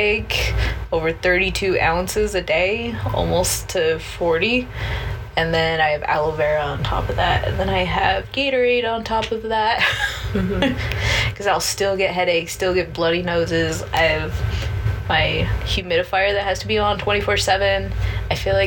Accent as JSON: {"language": "English", "region": "Utah", "country": "United States", "tie": "born or raised there", "said": "I was born in Utah"}